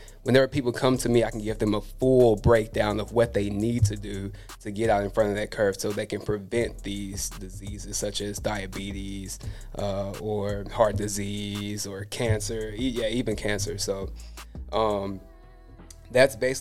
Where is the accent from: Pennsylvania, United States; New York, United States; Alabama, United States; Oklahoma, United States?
Alabama, United States; Tuscaloosa; I grew up in Tuscaloosa, Alabama, but I moved out here for school